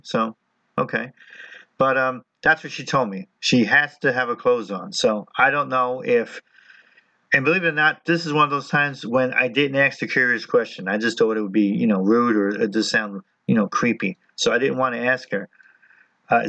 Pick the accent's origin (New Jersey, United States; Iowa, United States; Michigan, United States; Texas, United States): New Jersey, United States; I'm Italian, I'm from New Jersey